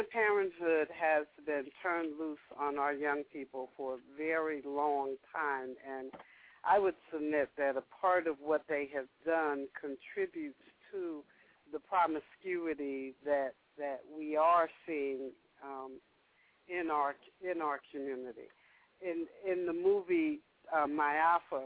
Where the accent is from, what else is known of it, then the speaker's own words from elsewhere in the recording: the North, United States; I grew up in the North